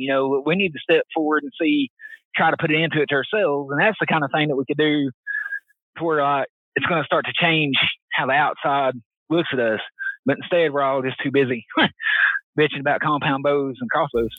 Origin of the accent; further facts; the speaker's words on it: Knoxville, Tennessee, United States; East Tennessee native. I was born and raised around Knoxville.